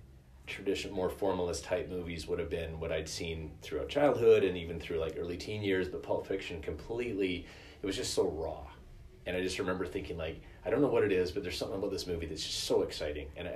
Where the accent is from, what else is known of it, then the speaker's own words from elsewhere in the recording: Canada; us as, like, Canadian viewers